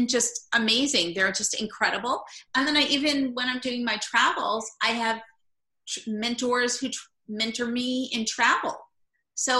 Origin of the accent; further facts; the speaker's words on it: New York, United States; also born or lived in Brooklyn, New York / Long Island, New York / Manhattan, New York; I've always been from New York. I originally was born in Brooklyn, New York, moved to Long Island, and then Manhattan, and now I'm back to Brooklyn, New York